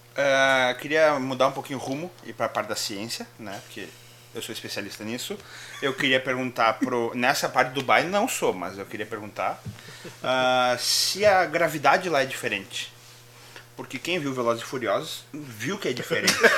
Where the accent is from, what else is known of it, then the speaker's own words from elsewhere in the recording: Brazil; a gente como brasileiro